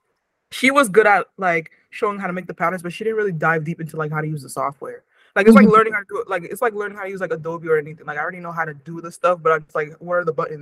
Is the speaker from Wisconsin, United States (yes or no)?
no; Waltham, Massachusetts, United States; growing up in Waltham